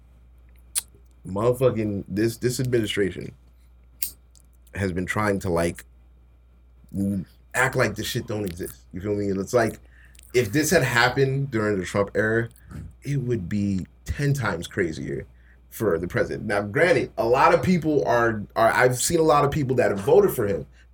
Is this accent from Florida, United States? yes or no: yes; Florida, United States; we're from Florida